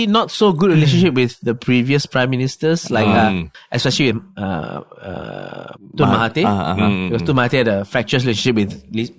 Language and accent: English; Malaysia; I didn't do anything to you. I'm from Malaysia.